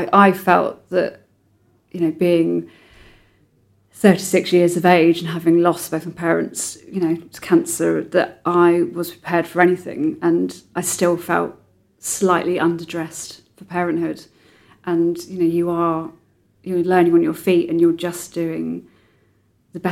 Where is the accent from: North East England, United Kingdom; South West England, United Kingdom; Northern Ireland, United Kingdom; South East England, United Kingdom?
South West England, United Kingdom; a sleepy town in North Devon; I was brought up in Sleepy Town in North Devon by my dad